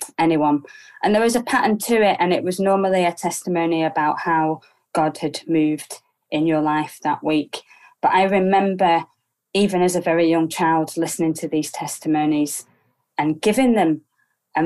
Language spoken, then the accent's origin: English; Preston, North West England, United Kingdom; also born or lived in Cambridge; I was born in Preston in the early 80s. Very ordinary working class family.